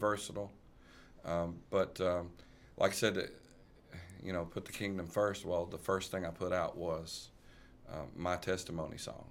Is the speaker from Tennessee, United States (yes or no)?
yes; Burlison, Tennessee, United States; I was raised in Burleson, Tennessee from about six months old all the way up.